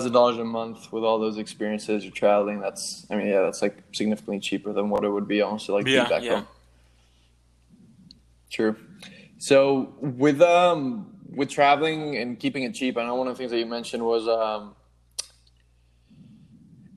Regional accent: Madrid, Community of Madrid, Spain; also born or lived in Melbourne, Australia; now in New York, United States; I grew up in Madrid, then spent some time in like Melbourne and now in New York.

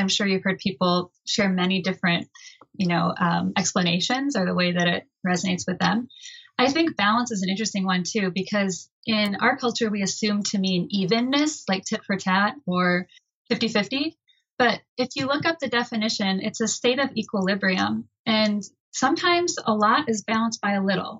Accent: Michigan, United States; I grew up in Michigan, a very small town

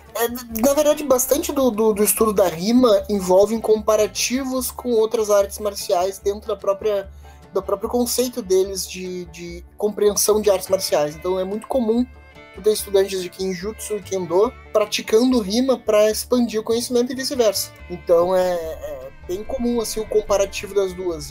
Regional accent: Brazil; accent: Brazilian; o nosso sotaque brasileiro

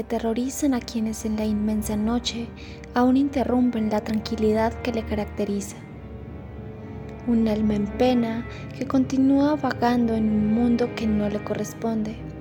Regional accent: Paisa region, Colombia; la identidad que nos representa como paisas

